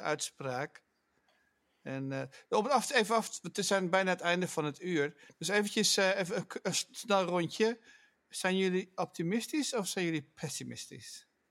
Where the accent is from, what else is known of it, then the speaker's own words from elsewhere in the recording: Netherlands; now in United States; als Nederlander erg veel pijn doet. Want je, wat, je groeit dan ook op met, de, met het, weet je wel, hoe de duinen groeien